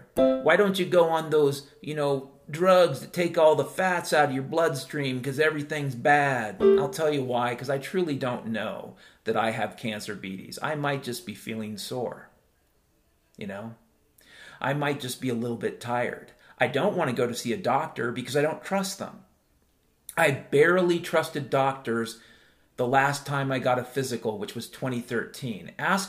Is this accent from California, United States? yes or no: yes; California, United States; I grew up in Southern California, about 4 minutes from Disneyland.